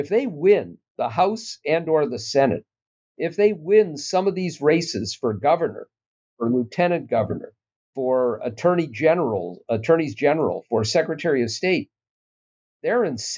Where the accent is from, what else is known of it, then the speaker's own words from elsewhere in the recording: Minnesota, United States; It's troubling in part because I'm a Minnesotan